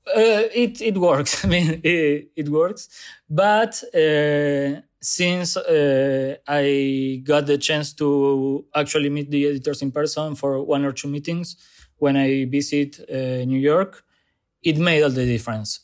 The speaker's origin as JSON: {"language": "English", "town": "Zárate", "region": "Buenos Aires Province", "country": "Argentina", "tie": "born or raised there", "second_language": "English", "moved": "as an adult", "lives_now": "Buenos Aires, Argentina", "said": "I grew up in Zárate, a small, smaller city close to Buenos Aires"}